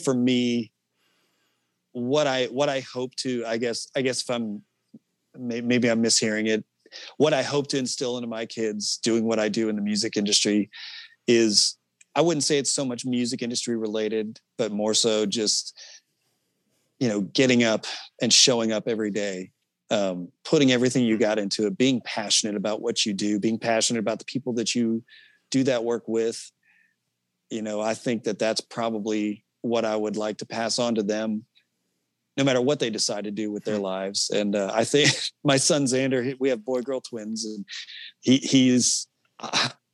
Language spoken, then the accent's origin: English; Lee's Summit, Missouri, United States; I grew up in Lee's Summit